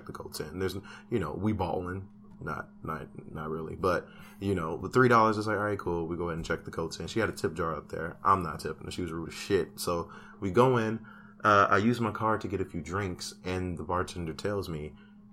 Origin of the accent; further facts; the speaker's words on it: Chicago, Illinois, United States; I'm from Chicago.